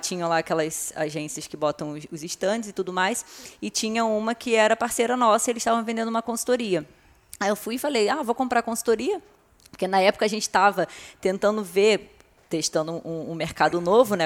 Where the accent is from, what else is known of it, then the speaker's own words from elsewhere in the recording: Rio de Janeiro, Brazil; moved away as an adult; also born or lived in Arraial do Cabo / Cabo Frio; now in São Paulo, Brazil; eu sou do Rio de Janeiro, né, morava aqui na região dos Lagos, em Arraial do Cabo